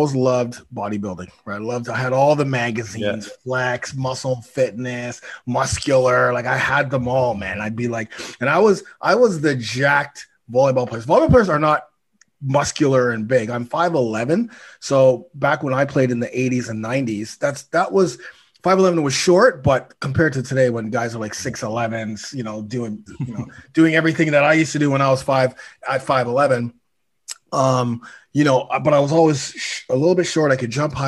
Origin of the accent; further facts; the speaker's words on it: Toronto, Ontario, Canada; I'm from Toronto, 52 years old